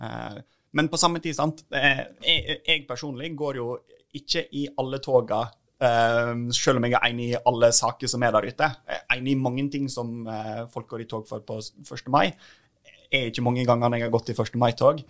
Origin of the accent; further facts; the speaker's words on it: Norway; Jeg kommer fra en typisk distriktskommune der vi trenger at flere har lyst til å bo og bygge